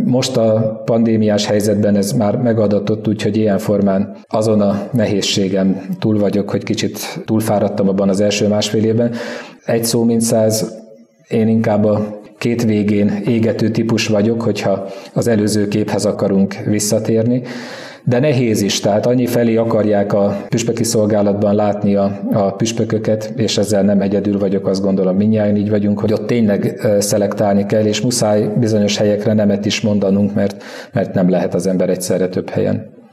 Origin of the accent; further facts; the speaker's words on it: East Békés, Hungary; Kelet Békés, mert onnan származom